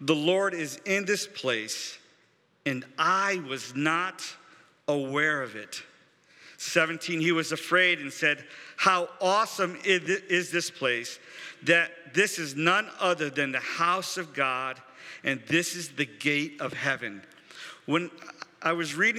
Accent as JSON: {"language": "English", "country": "United States"}